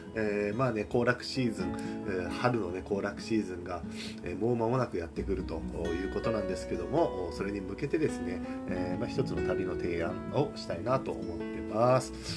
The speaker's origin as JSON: {"language": "Japanese", "region": "Kagoshima", "country": "Japan", "tie": "born or raised there", "moved": "yes", "said": "鹿児島の実家からラジオの配信をします"}